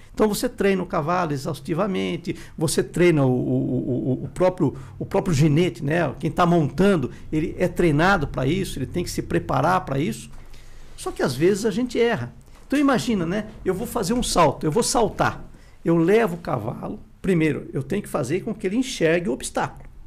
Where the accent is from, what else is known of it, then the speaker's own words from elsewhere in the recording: Sorocaba, São Paulo, Brazil; na minha cidade, né, que eu sou de Sorocaba